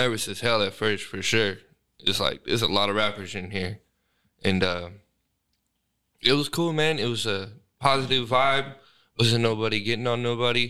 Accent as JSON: {"language": "English", "town": "Sacramento", "region": "California", "country": "United States", "tie": "born or raised there", "said": "I'm from Sac, born and raised practically"}